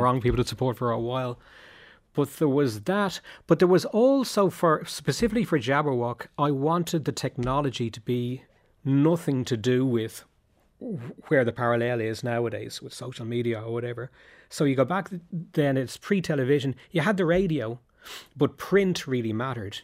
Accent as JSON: {"language": "English", "town": "Dublin", "region": "Leinster", "country": "Ireland", "tie": "born or raised there", "said": "when I was growing up in Dublin"}